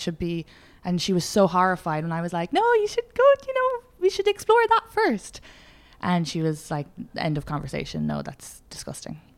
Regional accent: Ireland; moved away; I'm Irish

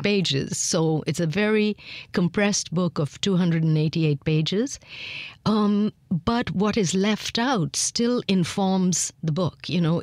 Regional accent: India; accent: lingering traces of British influence; moved away as an adult; also born or lived in Miami, United States; growing up in India, and I was born after independence, so I was born in a free India

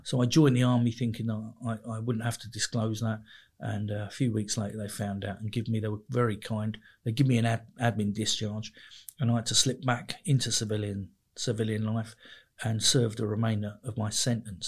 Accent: Mitcham, London, United Kingdom; I grew up in just on the edge of South London, sort of London Borough, of Merton, really. But uh, it's it's Surrey, so a place called Mitcham

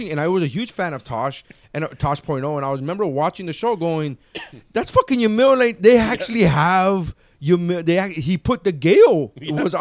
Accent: Nicaragua; every time they find out I'm from Nicaragua, they're like, oh, they start yelling out fritanga

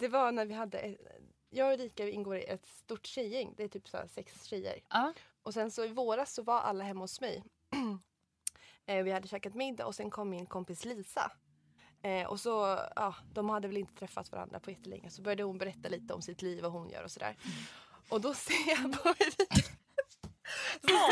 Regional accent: Mora, Dalarna County, Sweden; moved away; jag var hemma i Mora då

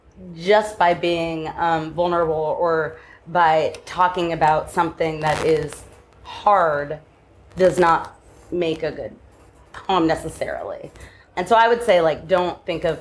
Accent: Southern California, United States; moved away as an adult; also born or lived in New York / Brooklyn; now in Los Angeles, United States; I grew up in California

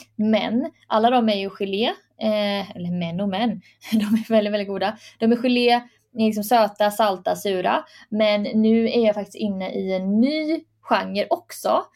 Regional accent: Sweden; jag är född i Sverige

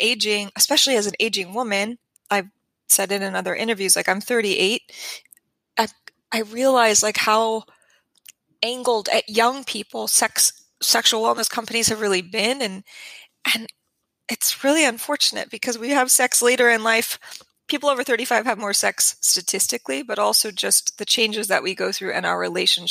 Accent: New Mexico, United States; I'm from New Mexico. This is where I come from.

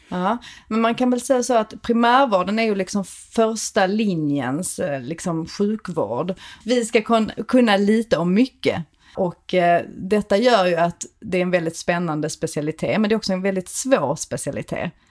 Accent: Malmö, Skåne, Sweden; kommer från Malmö, vilket man hör på min accent

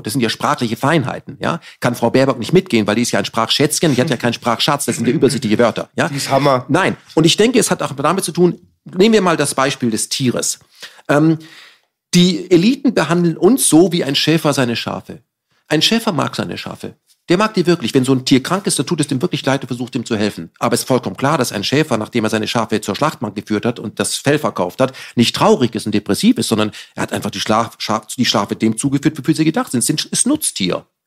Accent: Germany; als Deutsche

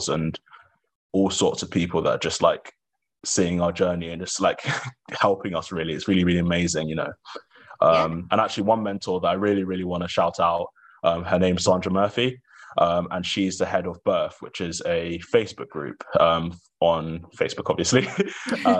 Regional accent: Welwyn Garden City, East of England, United Kingdom; moved away as an adult; now in Wiltshire, United Kingdom; I grew up in Hertfordshire, which is quote unquote countryside

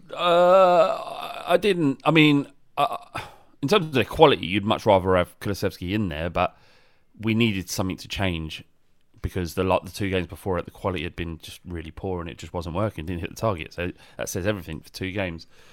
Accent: London, United Kingdom; it is clear that I'm from London or, so it's South East Lon, uh, England

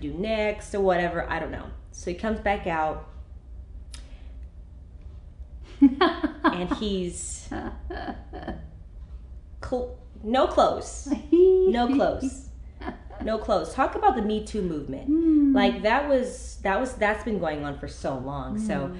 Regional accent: Gainesville, Florida, United States; also born or lived in Colorado / Jacksonville, Florida / Los Angeles, California; now in California, United States; I'm originally from Florida, Gainesville, Florida, a little small town.

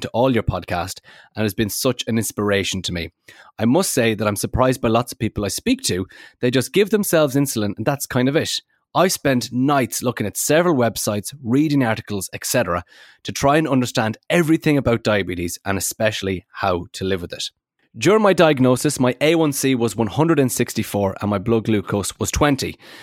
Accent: Netherlands; I'm from the Netherlands

